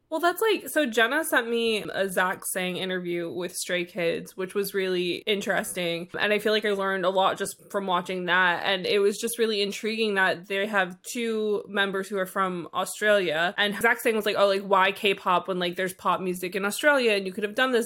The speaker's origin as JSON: {"language": "English", "region": "New York", "country": "United States", "tie": "born or raised there", "also_born_or_lived": "Philadelphia", "said": "I went to college in Philadelphia, which is, like, an hour and a half from where I lived in New York"}